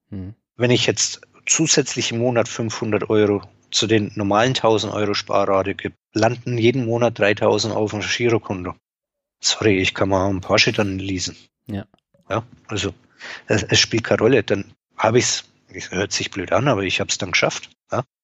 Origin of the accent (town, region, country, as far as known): Franconia, Bavaria, Germany; born or raised there